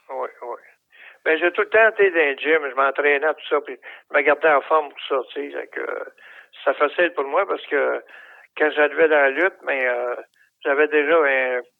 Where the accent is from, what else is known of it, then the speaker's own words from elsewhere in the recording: Shawinigan, Quebec, Canada; moved away as an adult; also born or lived in Sorel / Saint-Jérôme; Moi, je suis venu au monde à Shawinigan.